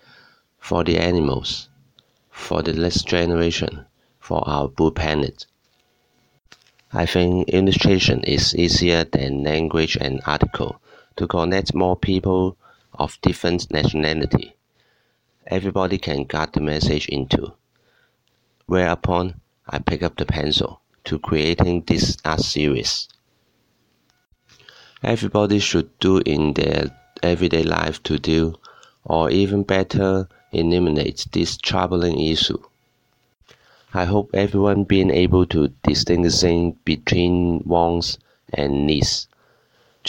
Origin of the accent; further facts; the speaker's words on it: Hong Kong; I'm an illustrator from Hong Kong